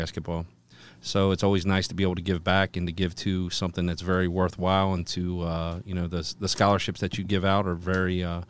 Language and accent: English; Covington, Kentucky, United States; I grew up in Covington. I grew up on 13th Street and then moved to Latonia. Covington kid through and through.